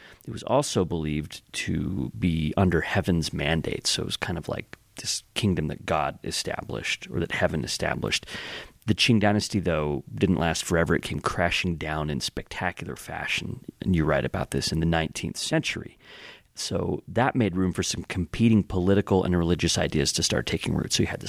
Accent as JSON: {"language": "English", "country": "United States", "tie": "born or raised there", "said": "Growing up in the United States, I'm an American"}